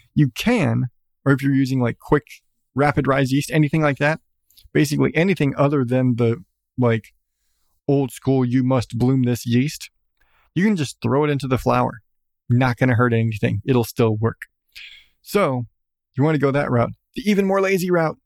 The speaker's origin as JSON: {"language": "English", "country": "United States", "said": "I'm American"}